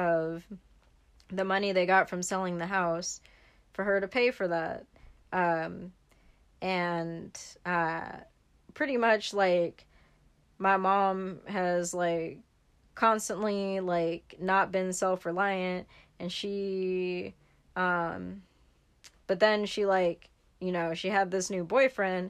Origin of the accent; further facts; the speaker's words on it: San Francisco Bay Area, California, United States; also born or lived in Fairfield, California / Oakland, California; I grew up over there in the Bay